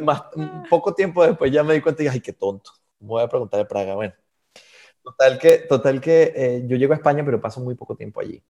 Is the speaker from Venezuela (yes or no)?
yes; Venezuela; first language Spanish; moved away as an adult; also born or lived in Galicia, Spain; now in Switzerland; yo tenía en Venezuela todos mis amigos, tenía mi vida